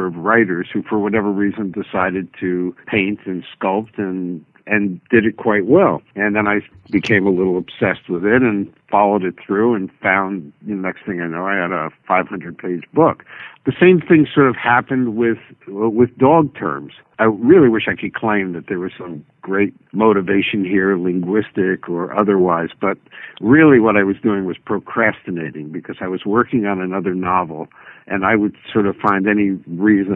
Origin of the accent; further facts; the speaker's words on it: New Jersey, United States; I grew up in New Jersey.